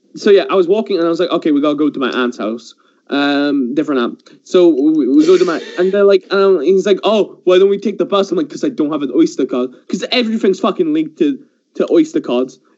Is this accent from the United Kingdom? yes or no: yes; England, United Kingdom; also born or lived in Iran; I grew up in England, but I was born in the Middle East in Iran